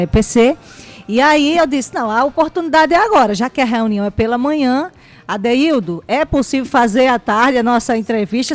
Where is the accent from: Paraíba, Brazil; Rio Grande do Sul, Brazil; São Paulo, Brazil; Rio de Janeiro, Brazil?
Paraíba, Brazil; sou nordestina, paraibana retada